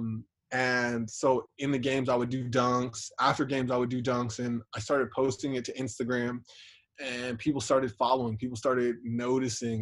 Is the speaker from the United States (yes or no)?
yes; Los Angeles, California, United States; now in Fresno, United States; I am originally from Los Angeles, California